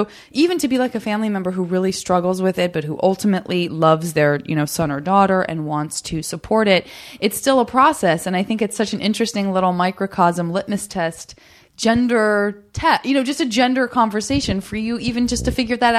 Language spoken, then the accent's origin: English; Tucson, Arizona, United States; I'm from Arizona